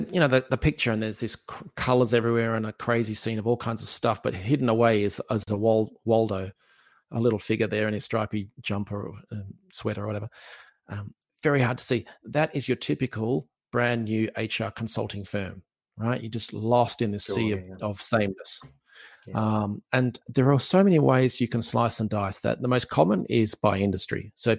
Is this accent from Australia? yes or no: yes; Australia; accent: Aussie; in case you want to hear my wonderful Aussie accent again.